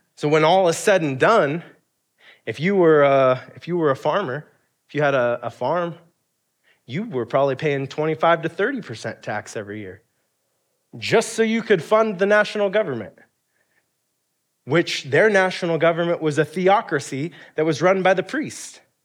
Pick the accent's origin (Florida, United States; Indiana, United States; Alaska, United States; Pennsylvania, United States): Alaska, United States; being a kid growing up in Alaska